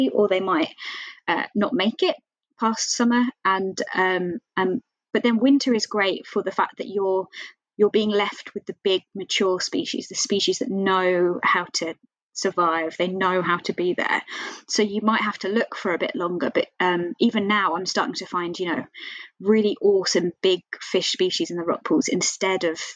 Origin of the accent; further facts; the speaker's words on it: Kent, South East England, United Kingdom; now in Dundee, United Kingdom; I'm originally from Kent, and there I can go to the beach all the time